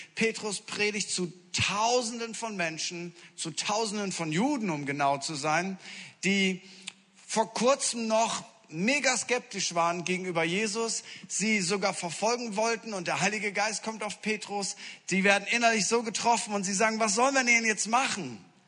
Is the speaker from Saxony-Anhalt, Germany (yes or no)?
no; Friesland, Lower Saxony, Germany; ich komme aus Norddeutschland, aus aus Friesland